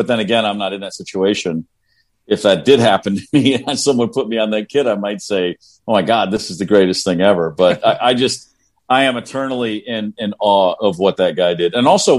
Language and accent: English; Bowling Green, Kentucky, United States; moved away; I moved there from Bowling Green, Kentucky.